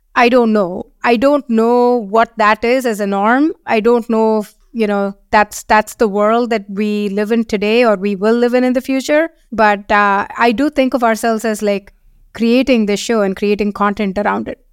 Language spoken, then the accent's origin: English; India; moved away as an adult; also born or lived in Seattle, United States / San Francisco, United States; now in London, United Kingdom; we are from India